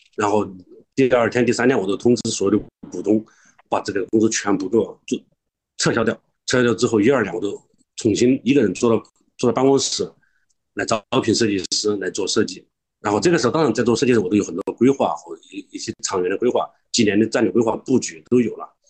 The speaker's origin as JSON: {"language": "Chinese", "region": "Guizhou", "country": "China", "tie": "born or raised there", "moved": "yes", "said": "我老家贵州山里面"}